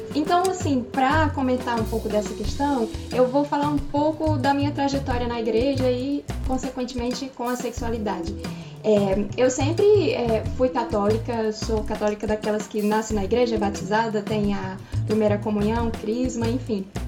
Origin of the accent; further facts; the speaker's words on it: Rio de Janeiro, Brazil; eu nasci aqui no Rio, mas meus pais são cearenses